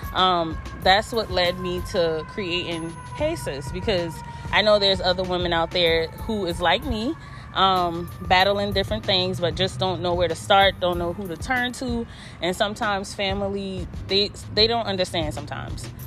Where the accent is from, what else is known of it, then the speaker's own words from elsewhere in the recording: Charleston, South Carolina, United States; I'm from Charleston, South Carolina